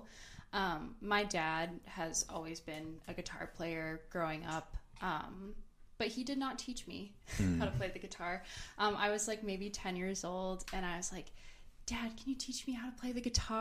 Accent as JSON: {"language": "English", "town": "Green Bay", "region": "Wisconsin", "country": "United States", "moved": "yes", "lives_now": "Milwaukee, United States", "said": "Courtney and I are from Green Bay"}